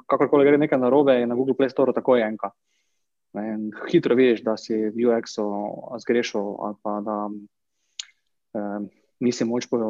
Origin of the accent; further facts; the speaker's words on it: Makole, Slovenia; prihajam drugače z Makol